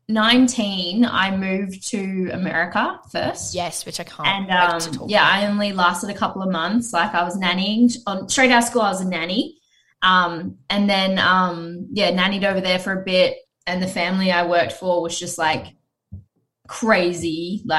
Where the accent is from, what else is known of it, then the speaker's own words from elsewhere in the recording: Gold Coast, Queensland, Australia; I grew up here on the Gold Coast and I was, you know, I went to All Saints Anglican School.